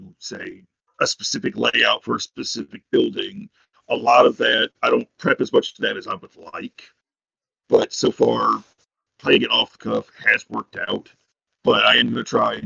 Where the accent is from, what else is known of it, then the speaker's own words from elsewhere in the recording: Lebanon, United States; moved away; The closest game shop to me was about an hour away in my hometown of Lebanon